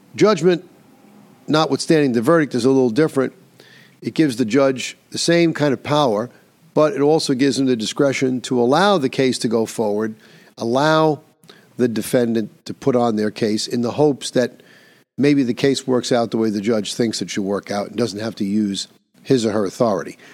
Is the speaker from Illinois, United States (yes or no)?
no; New York, United States; my home state of New York